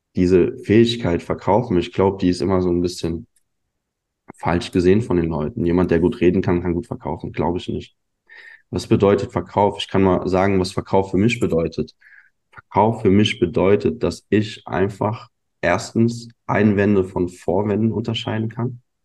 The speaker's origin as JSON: {"language": "German", "town": "Neuwied", "region": "Rhineland-Palatinate", "country": "Germany", "tie": "born or raised there", "also_born_or_lived": "Munich", "said": "Ich bin ursprünglich aus Neuwied. Ja, das ist eine kleine Stadt, zehn Kilometer entfernt von Koblenz. Bin hier groß geworden"}